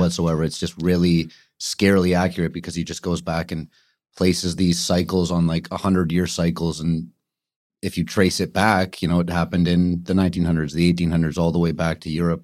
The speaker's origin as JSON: {"language": "English", "town": "Vancouver", "region": "British Columbia", "country": "Canada", "tie": "born or raised there", "moved": "as an adult", "lives_now": "Toronto, Canada", "said": "born and raised in Kitsilano, and then lived, uh, lived on the North Shore until about twelve years old"}